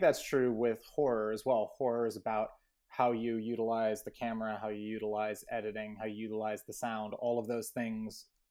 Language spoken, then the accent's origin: English; Portales, New Mexico, United States; I grew up in Portland, New Mexico